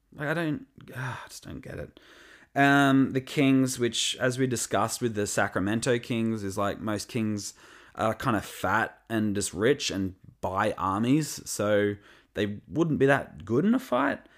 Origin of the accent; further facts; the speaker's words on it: Australia; I'm from Australia